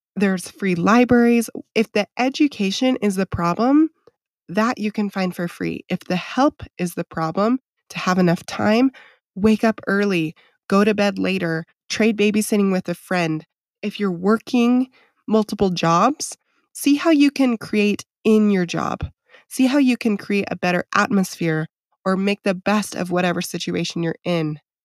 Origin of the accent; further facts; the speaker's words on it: Idaho, United States; I grew up on acreage in Idaho